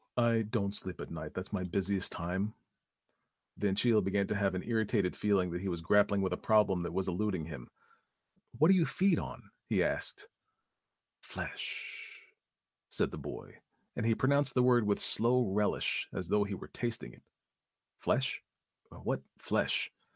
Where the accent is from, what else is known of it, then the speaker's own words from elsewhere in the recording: East Coast, United States; I say aunts because I am from the East Coast.